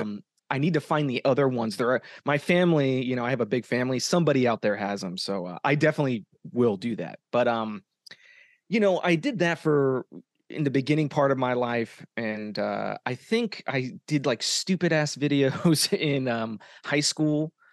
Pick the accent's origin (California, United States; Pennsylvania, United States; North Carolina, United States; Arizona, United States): Arizona, United States; moved away as an adult; now in Los Angeles, United States; I'm from Arizona. Um, I'm a hometown boy